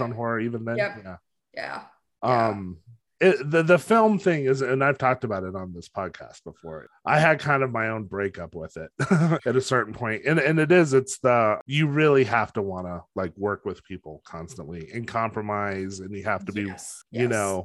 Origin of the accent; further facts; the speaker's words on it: New Mexico, United States; I grew up in New Mexico